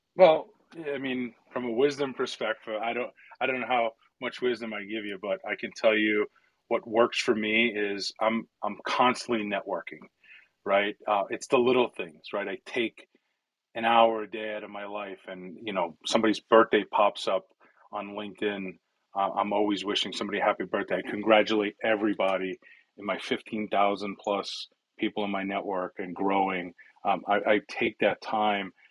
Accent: New York City, New York, United States; first language Italian; English is a second language; I grew up in New York City in a small borough called the Bronx. I was born and raised there

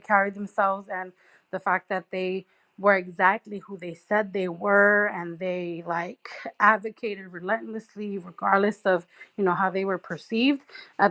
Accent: New York City, New York, United States; a young woman growing up in Brooklyn

